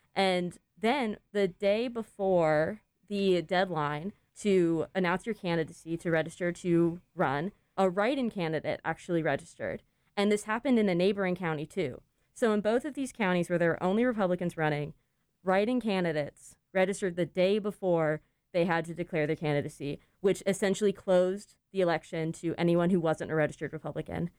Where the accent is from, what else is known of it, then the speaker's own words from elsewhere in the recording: Jacksonville, Florida, United States; moved away; I grew up outside of Jacksonville